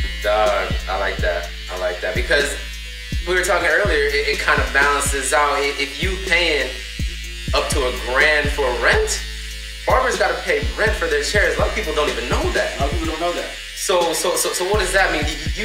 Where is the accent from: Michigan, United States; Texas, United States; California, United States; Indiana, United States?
California, United States; Hesperia; moved away as an adult; now in Las Vegas, United States; my hometown homie from the desert town, Devonte.